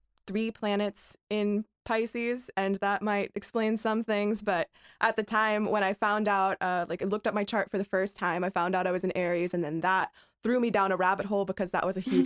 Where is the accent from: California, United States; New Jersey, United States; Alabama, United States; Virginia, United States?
Alabama, United States; So I'm from Alabama